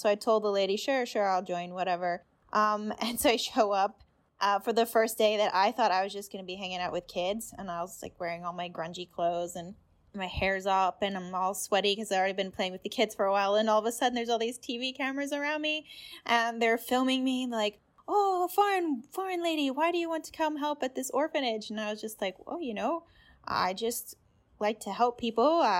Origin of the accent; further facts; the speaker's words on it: Indonesia; And Indonesia is actually the country where I grew up in Asia. And so I speak the language.